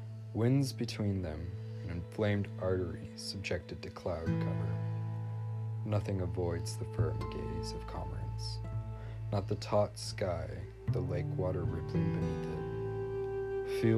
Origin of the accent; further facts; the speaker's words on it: Midwest, United States; growing up in the Midwest